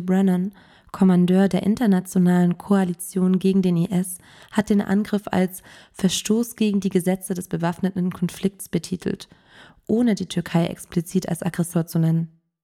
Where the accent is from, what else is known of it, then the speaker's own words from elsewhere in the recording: Germany; bei uns in Deutschland